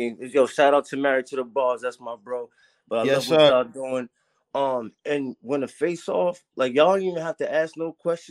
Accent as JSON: {"language": "English", "town": "Boston", "region": "Massachusetts", "country": "United States", "moved": "yes", "lives_now": "New Hampshire, United States", "said": "I'm from Boston originally. I'm in New Hampshire right now"}